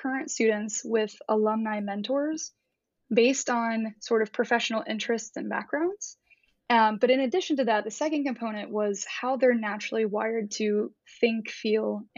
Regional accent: Columbus, Ohio, United States; moved away; also born or lived in Nashville; I grew up in Columbus, Ohio, in more of a, I would call it a blue collar upbringing

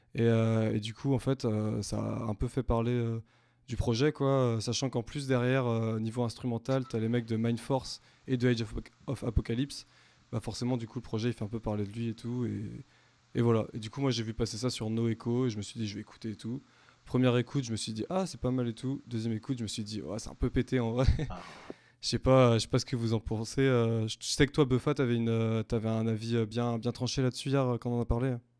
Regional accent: Rennes, Brittany, France; nous, on est tous de Rennes C'est un peu un, bouquet rennais que vous avez devant vous.

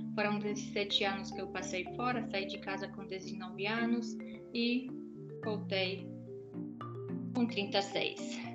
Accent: Poland; moved away as an adult; eu saí da Polônia em 2003, quando a Polônia ainda não fazia parte da União Europeia

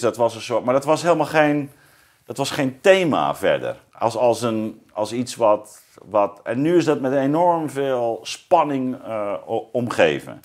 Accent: Zeeuws-Vlaanderen, Zeeland, Netherlands; ik kom uit Zeeuws-Vlaanderen

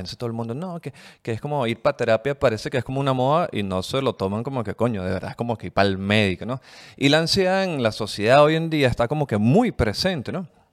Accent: Caracas, Capital District, Venezuela; no sé si venezolana, pero más que todo como caraqueña

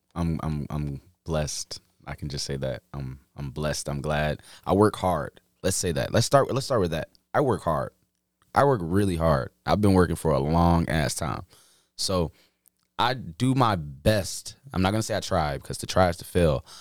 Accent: Chicago, Illinois, United States; moved away as an adult; now in Iowa, United States; I was born and raised in Chicago

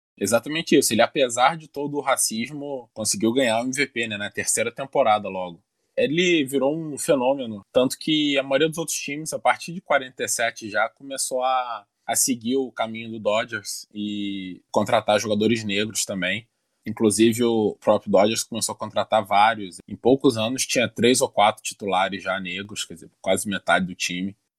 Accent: Niterói, Rio de Janeiro, Brazil; Niterói, minha cidade natal

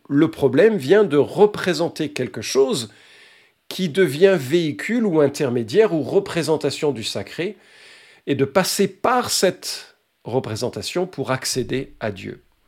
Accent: Lyon, Auvergne-Rhône-Alpes, France; la belle ville de Lyon, euh, ville, euh, ma ville natale

